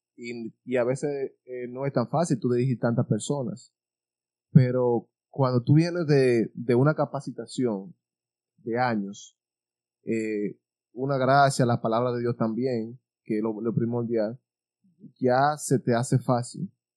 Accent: Pimentel, Duarte, Dominican Republic; also born or lived in Baní, Dominican Republic; Caímos aquí en Pimentel a los seis años de edad

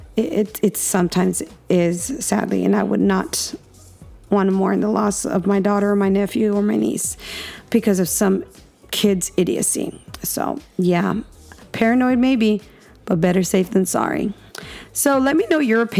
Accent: Texas, United States; I'm a Texan

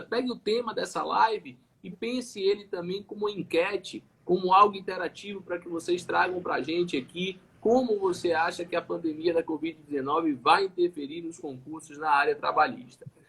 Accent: Salvador, Bahia, Brazil; como sou daqui de Salvador, como sou da Bahia

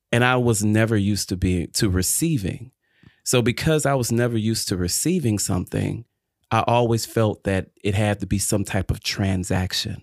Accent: Detroit, Michigan, United States; also born or lived in Illinois / Chapel Hill, North Carolina; now in North Carolina, United States; grew up and born and raised in Detroit, Michigan

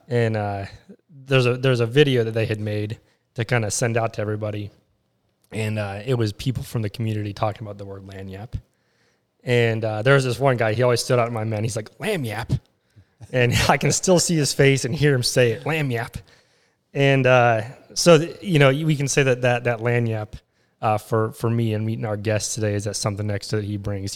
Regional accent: West Virginia, United States; from West Virginia

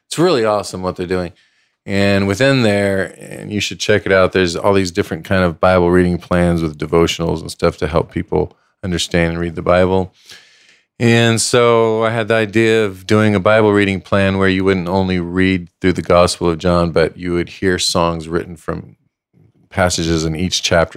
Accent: El Paso, Texas, United States; moved away; also born or lived in Los Angeles; I was born and raised in El Paso, Texas

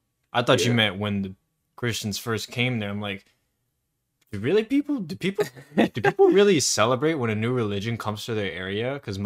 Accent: United States

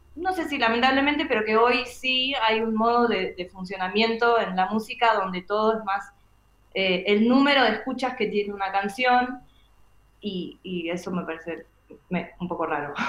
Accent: Argentina

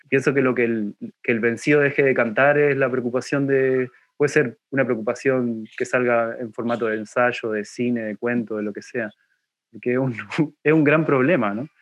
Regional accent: Buenos Aires Province, Argentina; moved away as an adult; now in Valparaíso, Chile; yo soy del conurbano bonaerense, no soy de Buenos Aires

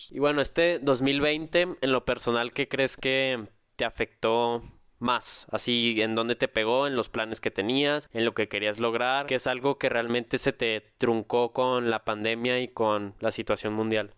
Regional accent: Mexico; yo también me siento apegado en las buenas y en las malas aquí con, con la tierra, con la patria

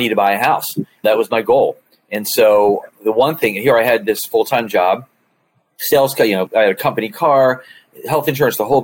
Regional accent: Columbia, Maryland, United States; moved away as an adult; also born or lived in Philadelphia, Pennsylvania; now in Philadelphia area, United States; I grew up in the Baltimore area, born in Philly, in the Germantown, Mount Airy area, moved to Baltimore, to Columbia, Maryland, grew up there

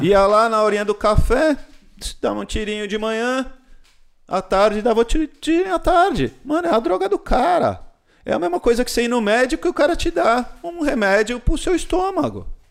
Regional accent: Brazil; also born or lived in Indonesia / California; sou brasileiro

